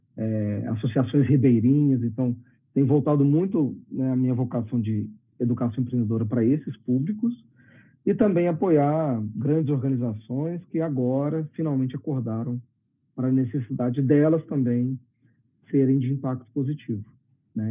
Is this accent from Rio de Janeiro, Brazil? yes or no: no; Belo Horizonte, Minas Gerais, Brazil; also born or lived in India; eu, eu sou daqui de BH, estou falando de Belo Horizonte hoje, eu sou daqui também